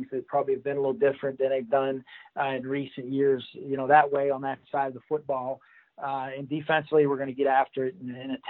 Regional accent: Pittsburgh, Pennsylvania, United States; I'm from the Pittsburgh region of Pennsylvania.

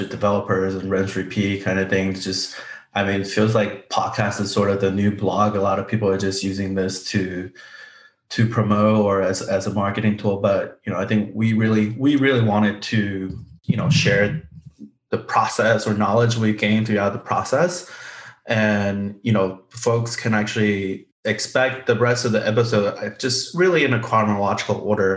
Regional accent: Austin, Texas, United States; I grew up in Austin as well

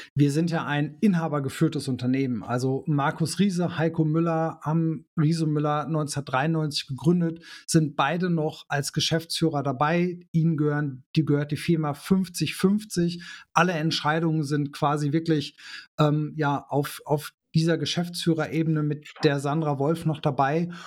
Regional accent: Germany; bei uns in Deutschland

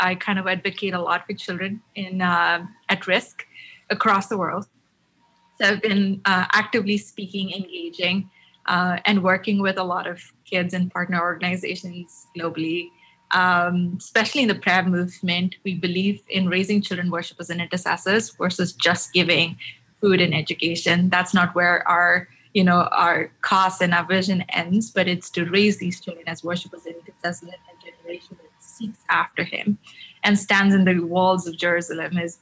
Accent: Chennai, Tamil Nadu, India; moved away as an adult; now in United States; Born and raised in Chennai, moved to the US about 5 years ago to get my master's

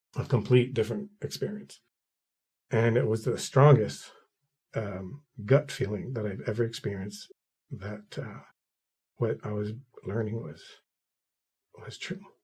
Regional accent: Quebec City, Quebec, Canada; moved away as an adult; also born or lived in Ottawa / Gatineau; I was born and raised in Quebec City, the French part of town.

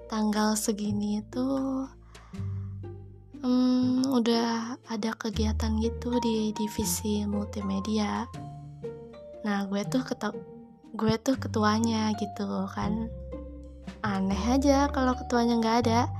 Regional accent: Jabodetabek, Indonesia; gue orang Jabodetabek gitu ya wajar aja gitu kalau cuma seminggu di Bogor

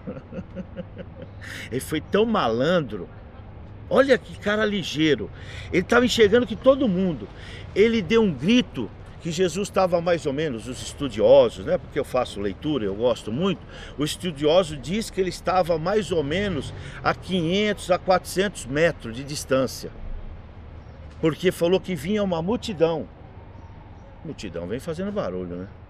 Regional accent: Jandira, São Paulo, Brazil; Sou morador aqui na cidade desde 1968, sou filho dessa cidade, moro onde eu nasci

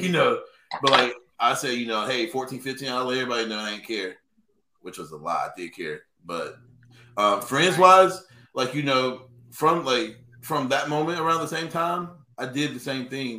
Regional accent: Sanford, North Carolina, United States; growing up around Chatham County and Lee County

